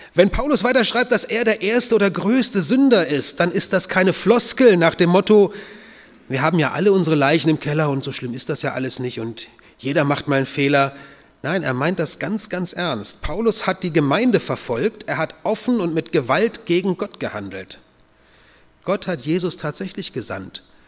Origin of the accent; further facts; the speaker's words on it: North German Plain, Germany; moved away as an adult; also born or lived in Kochertal, Baden-Württemberg; Dort in der norddeutschen Tiefebene, wo ich aufgewachsen bin